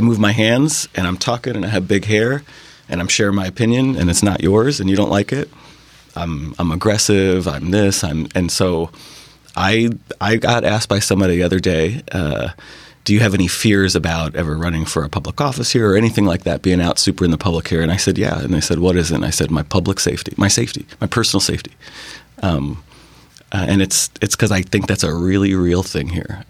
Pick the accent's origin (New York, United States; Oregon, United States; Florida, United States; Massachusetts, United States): New York, United States; New York City; moved away as an adult; now in Bainbridge Island, United States; I grew up in New York City